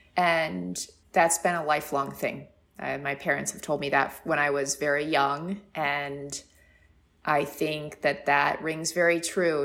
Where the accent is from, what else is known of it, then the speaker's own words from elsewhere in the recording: San Diego, California, United States; now in New York, United States; I'm originally from San Diego, which is a, a, and a small coastal town